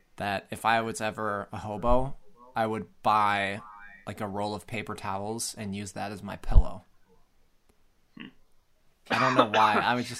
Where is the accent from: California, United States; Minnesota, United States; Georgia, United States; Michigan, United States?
Minnesota, United States; we're from Minnesota